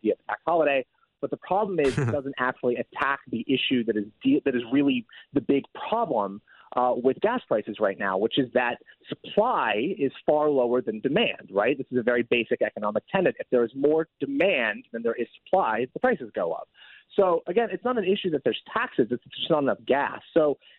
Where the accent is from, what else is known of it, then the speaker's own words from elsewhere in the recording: Oregon, United States; my home state of Oregon